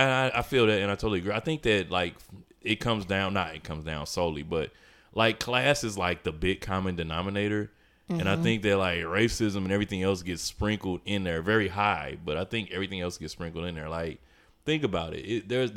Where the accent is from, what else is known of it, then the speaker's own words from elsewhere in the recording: St. Louis, Missouri, United States; I'm from St. Louis.